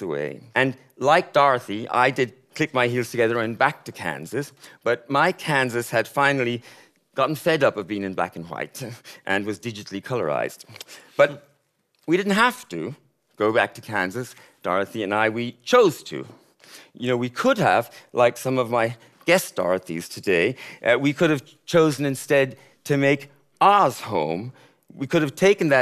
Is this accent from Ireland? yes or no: yes; County Mayo, Connacht, Ireland; moved away as an adult; also born or lived in Tokyo, Japan; I'm from County Mayo, small town